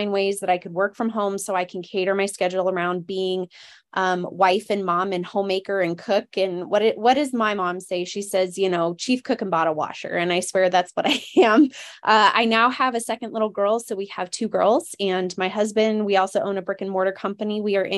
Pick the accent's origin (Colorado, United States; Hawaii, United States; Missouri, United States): Colorado, United States; also born or lived in Alaska; I was born in Alaska and I lived there until I was 8, and I have since been living in Colorado.